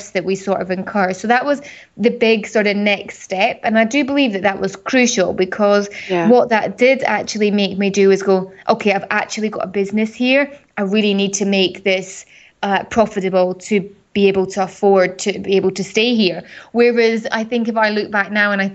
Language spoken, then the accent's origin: English; Edinburgh, Scotland, United Kingdom; moved away as an adult; also born or lived in Canary Islands; now in Dubai, United Arab Emirates; I'm originally from Scotland, Edinburgh, and I moved to the Middle East now. It would be coming up for 12 years